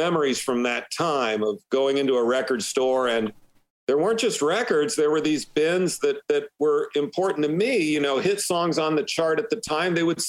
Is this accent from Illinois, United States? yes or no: yes; Illinois, United States; also born or lived in Michigan; when I was about 9 years old, we moved from Michigan to Illinois.